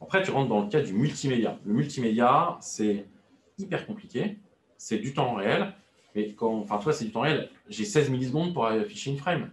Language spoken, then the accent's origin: French; France; je suis français